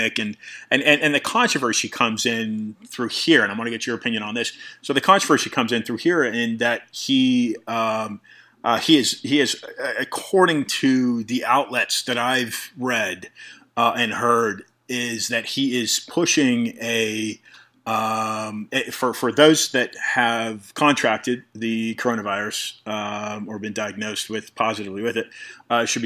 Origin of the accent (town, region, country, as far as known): United States